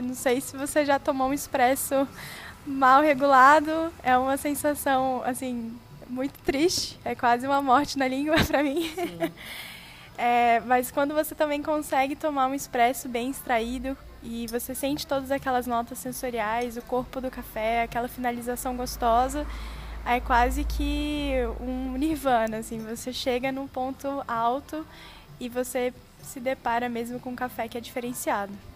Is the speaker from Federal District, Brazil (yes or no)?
yes; Brasília, Federal District, Brazil; also born or lived in Australia; now in Taubaté, Brazil; eu sou de Brasília